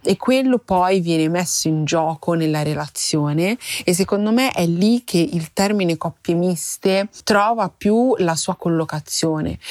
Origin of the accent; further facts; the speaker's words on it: Milan, Lombardy, Italy; io sono nata e cresciuta in Italia, però io oltre alla mia parte milanese